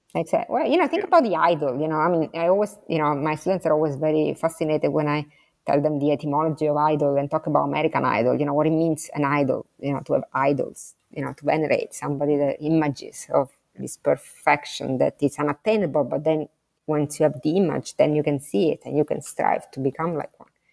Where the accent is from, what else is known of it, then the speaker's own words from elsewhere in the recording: Sicily, Italy; English is a second language; moved away; I'm from Sicily, so I'm next door to Calabria